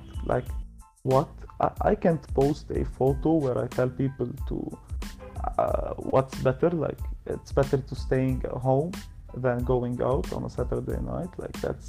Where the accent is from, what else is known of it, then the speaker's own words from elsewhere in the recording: Lebanon; I'm from Lebanon